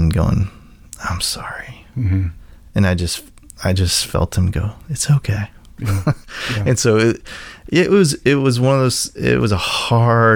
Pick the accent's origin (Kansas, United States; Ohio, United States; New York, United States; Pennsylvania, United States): Kansas, United States; moved away; in the church that I grew up in Kansas